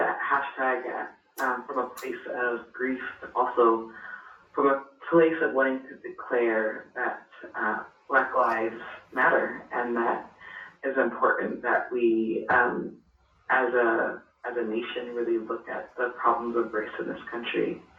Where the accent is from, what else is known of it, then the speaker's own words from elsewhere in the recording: Los Angeles, California, United States; growing up in Los Angeles, I grew up in poverty